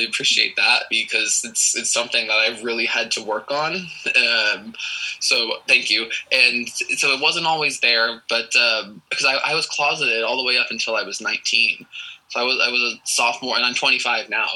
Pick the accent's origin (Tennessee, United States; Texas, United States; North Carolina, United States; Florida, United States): Texas, United States; Lewisville; I'm born and raised here in Texas. I was born in a town called Lewisville, and I now currently live not too far away from there